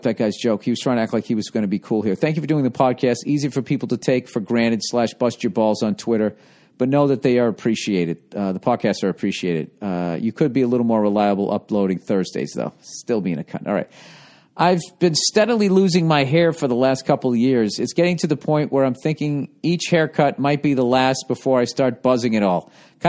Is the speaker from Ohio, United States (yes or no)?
yes; Ohio, United States; I'm from Ohio.